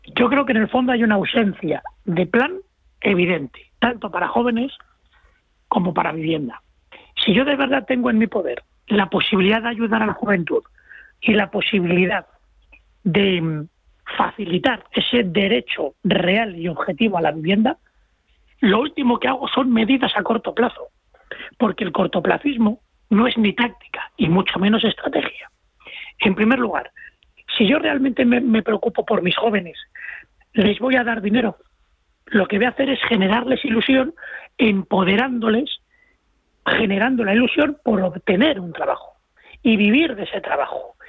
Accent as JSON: {"language": "Spanish", "country": "Spain", "said": "yo como español"}